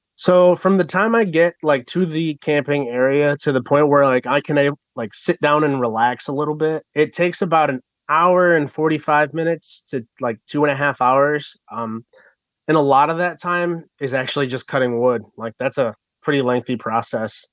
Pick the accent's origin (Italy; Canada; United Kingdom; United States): United States; Michigan; I'm from Michigan and we get snow and I've dressed warm my whole life